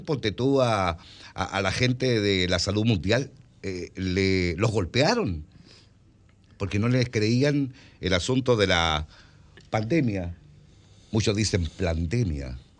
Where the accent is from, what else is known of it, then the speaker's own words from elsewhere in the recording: Chile; Yo soy re chileno